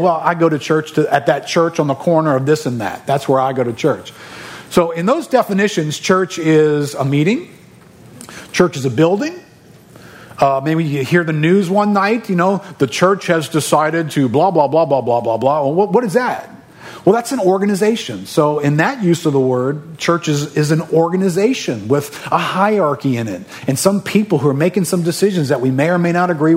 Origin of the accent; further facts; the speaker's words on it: New Orleans, Louisiana, United States; I grew up here in New Orleans